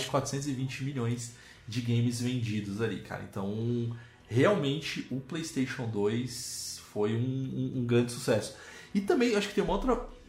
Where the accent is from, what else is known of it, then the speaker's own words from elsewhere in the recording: Brazil; nós, como bons brasileiros